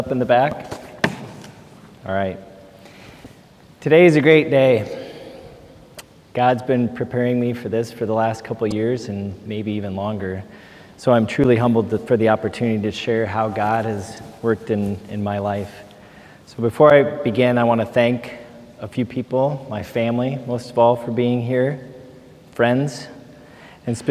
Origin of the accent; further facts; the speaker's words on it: Marion, Iowa, United States; I grew up in Marion, Iowa, with two loving parents, an older sister and a twin brother